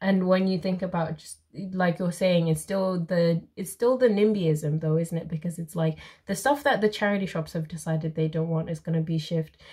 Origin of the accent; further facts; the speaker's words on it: Zimbabwe; moved away; I'm from Zimbabwe